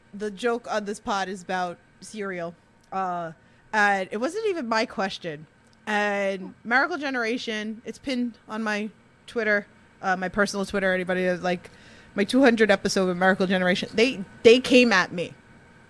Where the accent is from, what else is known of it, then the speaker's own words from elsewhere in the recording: New York, United States; I'm from New York.